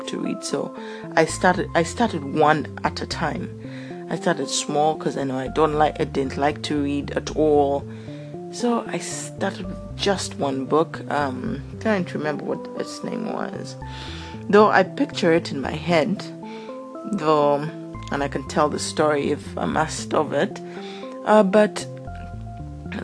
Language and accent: English; Uganda; moved away as an adult; also born or lived in South Africa; I grew up in Uganda